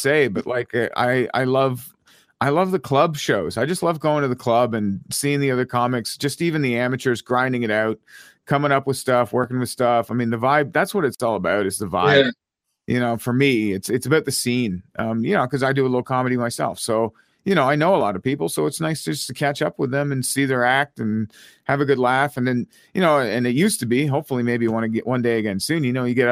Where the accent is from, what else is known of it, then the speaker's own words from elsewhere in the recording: Ottawa, Ontario, Canada; My hometown